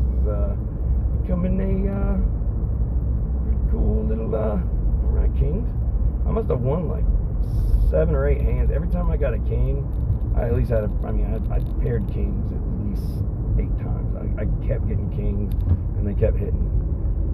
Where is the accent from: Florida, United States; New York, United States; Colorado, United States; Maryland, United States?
New York, United States; Vestal; I grew up in Vestal